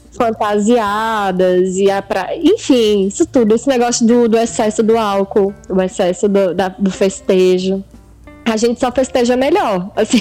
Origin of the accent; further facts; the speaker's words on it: Minas Gerais, Brazil; moved away; Eu via isso quando era criança lá em Minas